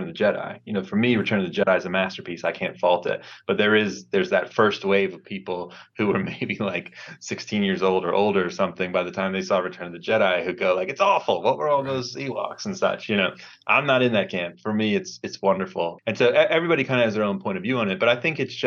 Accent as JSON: {"language": "English", "region": "Maryland", "country": "United States", "tie": "born or raised there", "moved": "as an adult", "lives_now": "Los Angeles, United States", "said": "I grew up in Maryland, went to college in Maryland"}